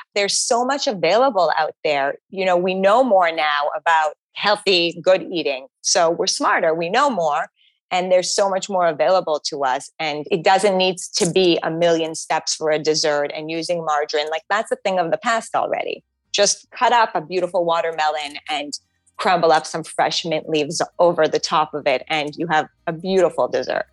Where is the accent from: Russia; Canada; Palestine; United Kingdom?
Canada; Montreal, Quebec; now in New York City, United States; I grew up in Montreal